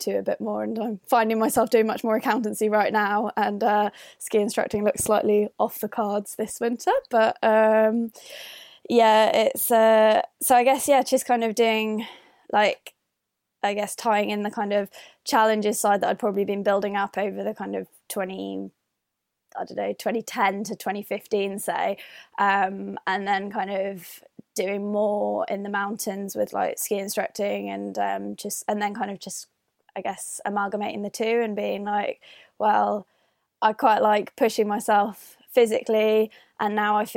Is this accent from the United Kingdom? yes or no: yes; Northern Ireland, United Kingdom; moved away as an adult; also born or lived in London; now in Edinburgh, United Kingdom; I am currently residing in Edinburgh, but I grew up in Northern Ireland.